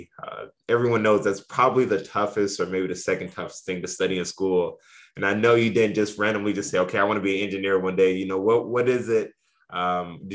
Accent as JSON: {"language": "English", "town": "Indianapolis", "region": "Indiana", "country": "United States", "said": "I came from Indianapolis"}